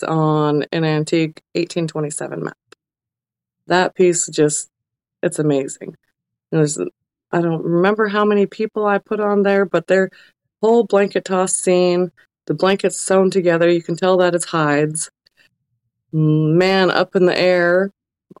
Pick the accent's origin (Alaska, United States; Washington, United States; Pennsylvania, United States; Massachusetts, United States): Alaska, United States; growing up in Alaska